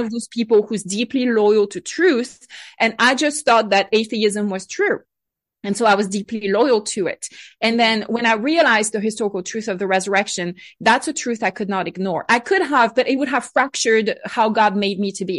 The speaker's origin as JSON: {"language": "English", "area": "Bordeaux wine country", "region": "Nouvelle-Aquitaine", "country": "France", "tie": "born or raised there", "moved": "yes", "said": "I grew up in France, uh, on my side of the Atlantic Ocean, not too far from the, from the water in the Bordeaux wine country"}